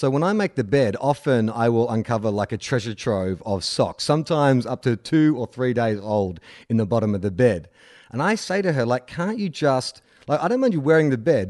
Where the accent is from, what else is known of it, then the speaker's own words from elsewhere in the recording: Scotland, United Kingdom; It might have something to do with growing up in Scotland.